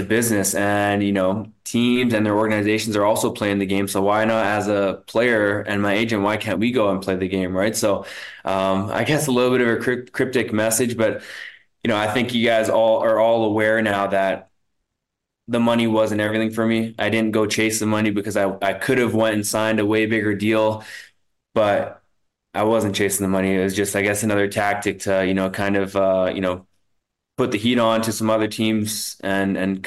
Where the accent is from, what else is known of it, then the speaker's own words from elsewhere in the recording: Winnipeg, Manitoba, Canada; my hometown